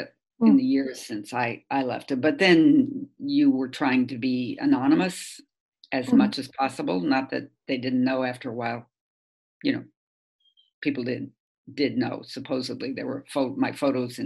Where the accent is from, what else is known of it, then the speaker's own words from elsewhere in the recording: Kansas, United States; moved away; I'm from Kansas, and I come from an agricultural background